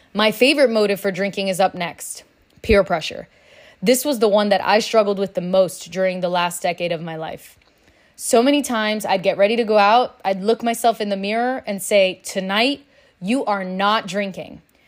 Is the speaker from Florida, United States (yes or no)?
yes; Miami, Florida, United States; Growing up in Miami, drinking is normal, it's expected.